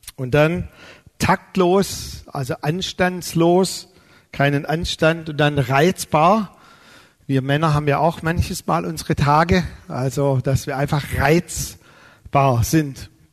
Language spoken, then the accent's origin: German; Neuhausen auf den Fildern, Baden-Württemberg, Germany; also born or lived in Balingen; Weil da sind wir umgezogen von meinem Geburtsort Balingen nach Neuhausen auf den Filtern.